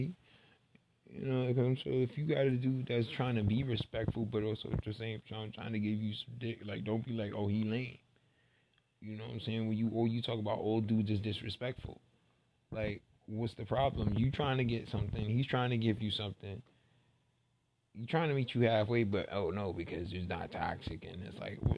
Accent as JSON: {"language": "English", "town": "New York City", "region": "New York", "country": "United States", "said": "I'm originally from Brooklyn, Bed-Stuy"}